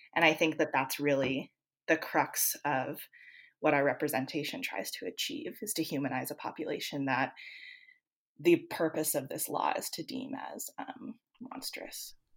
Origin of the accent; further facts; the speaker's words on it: Canada; moved away; I'm originally from Canada